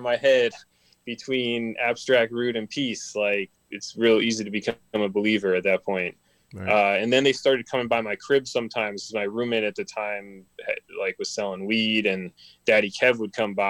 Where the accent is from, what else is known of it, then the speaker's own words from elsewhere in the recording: Maryland, United States; now in Los Angeles, United States; I grew up in Maryland.